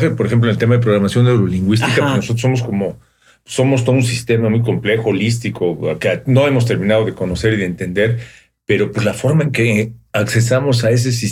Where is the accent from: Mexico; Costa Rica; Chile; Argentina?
Mexico; Mexico City; Yo soy de Ciudad de México